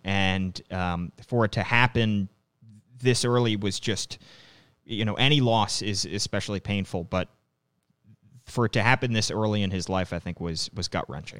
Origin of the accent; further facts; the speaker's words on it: outside of Philadelphia, Pennsylvania, United States; I grew up outside of Philadelphia